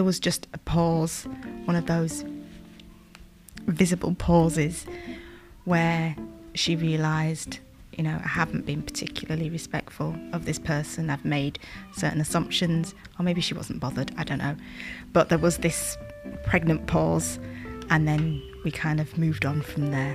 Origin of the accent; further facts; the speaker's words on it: Yorkshire and the Humber, United Kingdom; I'm from Yorkshire